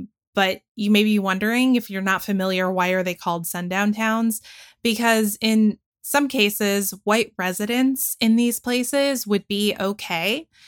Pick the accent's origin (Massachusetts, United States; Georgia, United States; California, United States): Georgia, United States; I spent most of my upbringing living in Forsyth County, Georgia